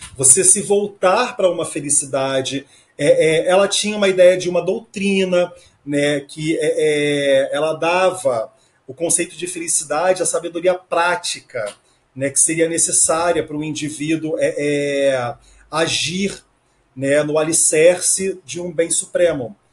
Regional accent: Rio de Janeiro, Brazil; eu sou do Rio de Janeiro

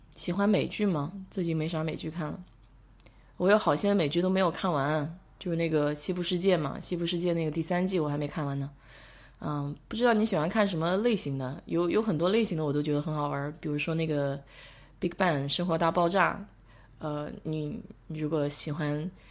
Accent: China; now in United States; 我们中国长大的

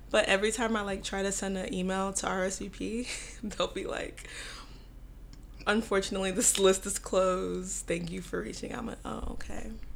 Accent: Dallas, Texas, United States; I'm from Dallas.

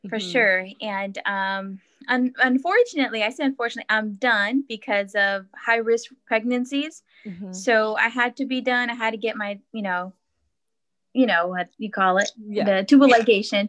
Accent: California, United States; I'm from California

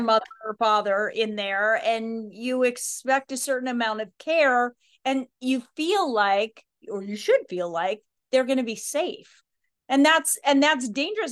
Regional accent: Idaho, United States; I grew up in Idaho, so wild horses were always kind of they were kind of in the, in the backdrop of our lives

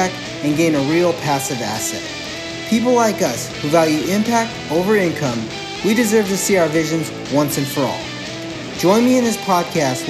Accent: Guam; So I'm from Guam

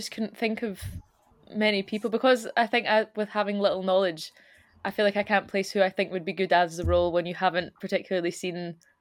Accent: Scotland, United Kingdom; accent: Scottish; now in Glasgow, United Kingdom; keep it pretty much to how we speak as opposed to making it just a generic cover, so it's very Scottish

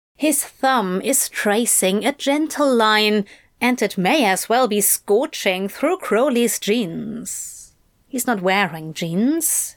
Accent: United Kingdom; I am a Brit

